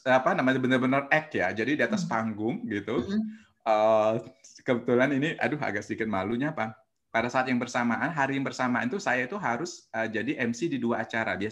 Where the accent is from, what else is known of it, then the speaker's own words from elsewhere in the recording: Lampung, Indonesia; Saya aslinya orang Lampung.